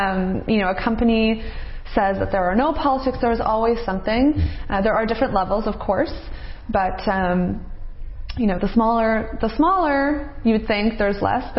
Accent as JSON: {"language": "English", "town": "Toronto", "region": "Ontario", "country": "Canada", "tie": "born or raised there", "said": "So I'm 26 years old, born and raised in Toronto."}